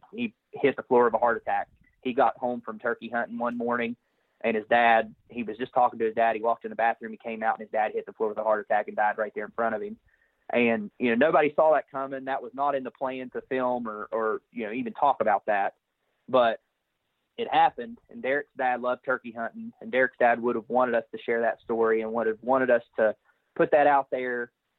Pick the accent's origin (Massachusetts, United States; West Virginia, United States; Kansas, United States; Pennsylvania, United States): West Virginia, United States; So I'm from West Virginia, and I'm married to my beautiful wife